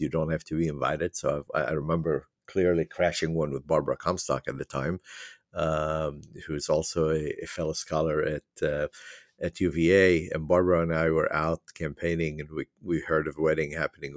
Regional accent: Beirut, Beirut Governorate, Lebanon; moved away as an adult; also born or lived in Virginia, United States; now in United States; I was born and raised in Beirut, Lebanon. I m, immigrated at the age of nineteen

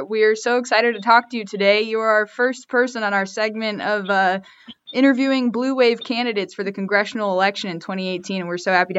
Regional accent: Las Vegas, Nevada, United States; moved away; my hometown is Las Vegas.

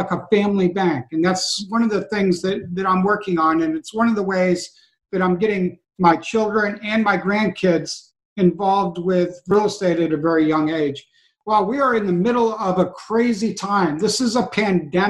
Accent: Western New York, United States; now in Virginia, United States; I'm from Western New York, but I live in Virginia now

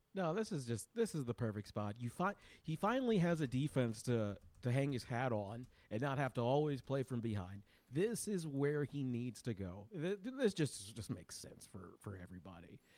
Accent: Ohio, United States; I'm from Ohio

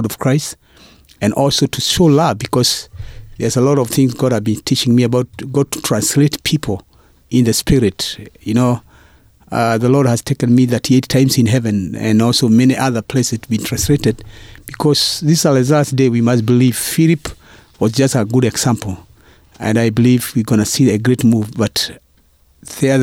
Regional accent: Kenya; moved away as an adult; also born or lived in United States; now in Northwest, United States; Now I'm a Kenyan citizen, and I'm an American citizen now

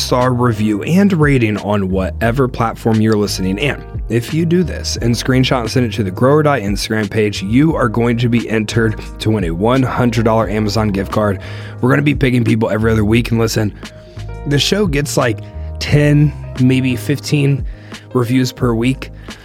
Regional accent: Ohio, United States; moved away; I'm from Ohio

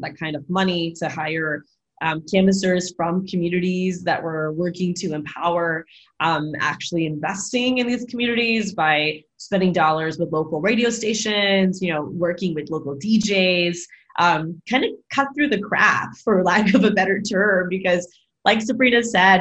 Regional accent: Florida, United States; It's my home state

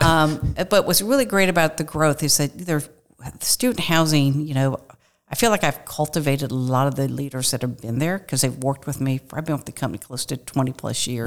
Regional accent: Kirkwood, Missouri, United States; grew up, was raised in a small town, not a small town, but a, a, in Kirkwood, Missouri, which is west of Saint Louis

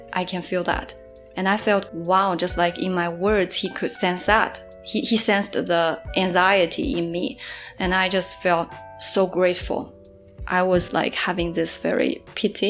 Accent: Suzhou, Jiangsu, China; English is a second language; moved away as an adult; also born or lived in Melbourne, Australia; now in Shanghai, China; my hometown, Suzhou

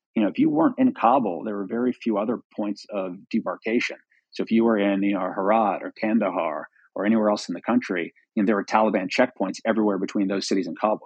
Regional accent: Washington, District of Columbia, United States; I'm actually from Washington, D C

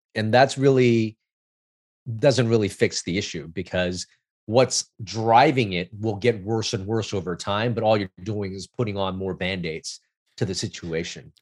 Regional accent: Los Angeles, California, United States; I grew up in Chinatown, L A, which is, which was a immigrant neighborhood

